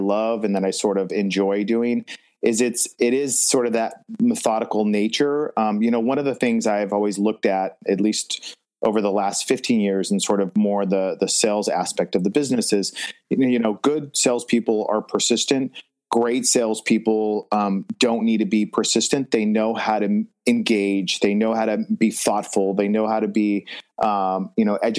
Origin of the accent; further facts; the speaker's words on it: Los Angeles, California, United States; I grew up in Los Angeles. I was born and raised